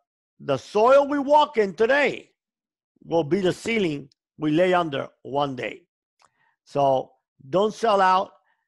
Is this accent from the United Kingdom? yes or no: no; Cuba; moved away; The biggest joy in my life came when I came from Cuba and I didn't have money to eat.